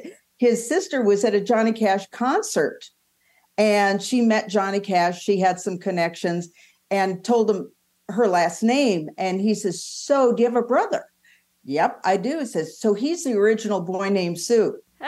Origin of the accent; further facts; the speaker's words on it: Southern California, United States; also born or lived in Palos Verdes, California; now in Scottsdale, United States; I was born and raised in Southern California